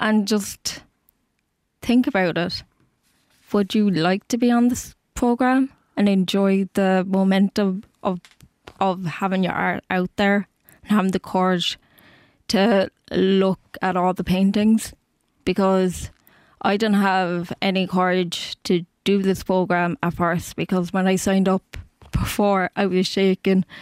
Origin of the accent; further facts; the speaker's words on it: Cork, Munster, Ireland; I'm from Cork, so I have to travel up from Dublin